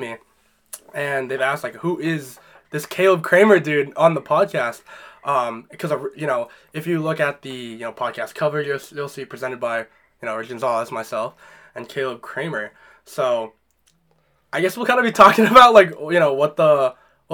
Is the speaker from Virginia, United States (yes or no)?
no; Londonderry, New Hampshire, United States; born or raised there